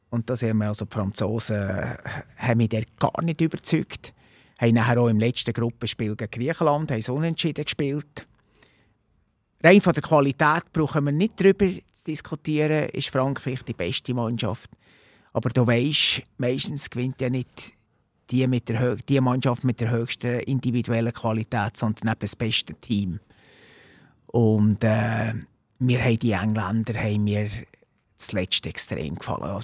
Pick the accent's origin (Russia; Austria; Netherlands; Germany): Netherlands; Wobei, jetzt, wo ich, also als, als, Holländer habe ich ja Belgien nicht gern.